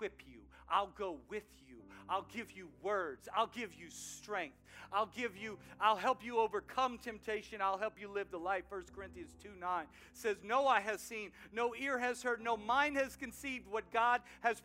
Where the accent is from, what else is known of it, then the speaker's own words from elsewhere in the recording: outside New Orleans, South Louisiana, United States; Growing up in New Orleans, outside New Orleans, South Louisiana heat, I played a lot of soccer